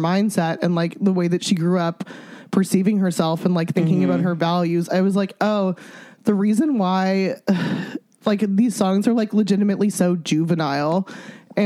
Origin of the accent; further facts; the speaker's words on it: Alberta, Canada; I grew up in Alberta, so we were like listening to a lot of country music